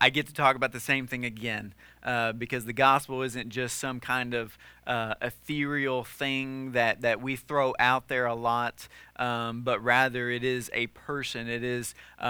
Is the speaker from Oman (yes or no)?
no; the South, United States; when I was growing up in the South